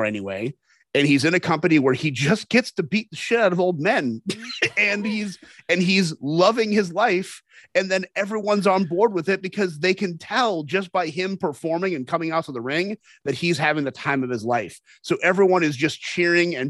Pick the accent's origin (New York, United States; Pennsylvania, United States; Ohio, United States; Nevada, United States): Ohio, United States; Cincinnati; moved away; Cincinnati, which is my hometown and John Moxley's hometown